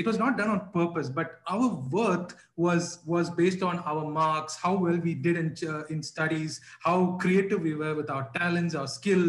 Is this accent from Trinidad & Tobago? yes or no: no; Bahrain; When I was growing up in Bahrain